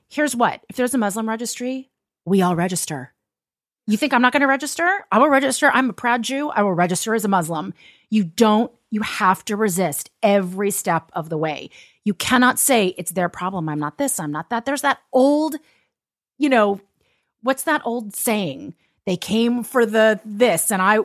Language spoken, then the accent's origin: English; Los Angeles, California, United States; I'm from Los Angeles